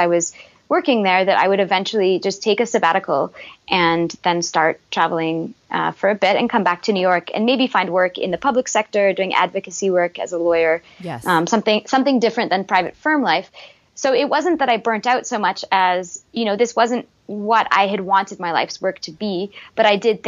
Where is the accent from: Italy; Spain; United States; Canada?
Canada; Montreal, Quebec; I was from Montreal, grew up there.